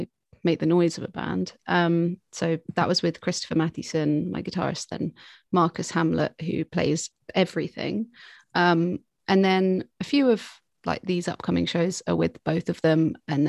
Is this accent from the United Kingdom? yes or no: yes; Brighton, South East England, United Kingdom; also born or lived in London / Cambridge; I was born in London, like kind of grew up around Cambridge and then moved to Brighton when I was quite young. So I went to school here